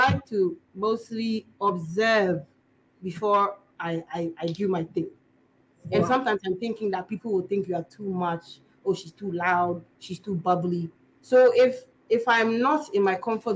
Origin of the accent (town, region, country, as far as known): Ghana; also born or lived in England